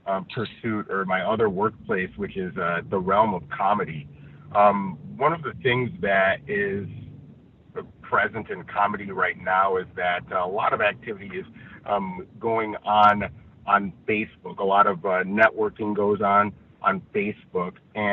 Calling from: Los Angeles, California, United States; I am reporting from Los Angeles

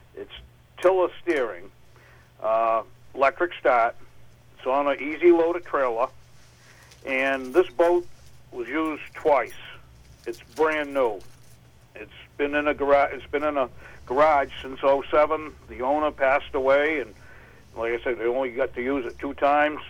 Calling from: Farmington, Maine, United States; I'm calling from Farmington

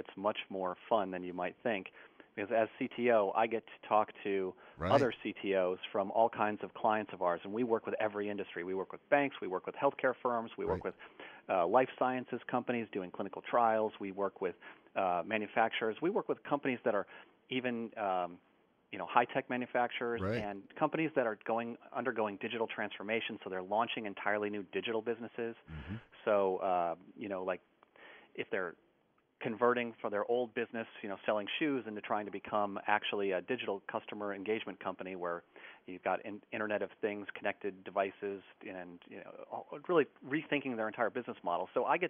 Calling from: Reston, Virginia, United States; So, I'm calling in from Appian headquarters in Reston, Virginia.

